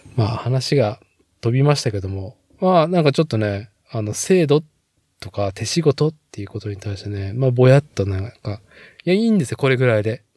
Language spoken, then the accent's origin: Japanese; Nagoya, Aichi, Japan; 名古屋生まれ、名古屋育ちの人間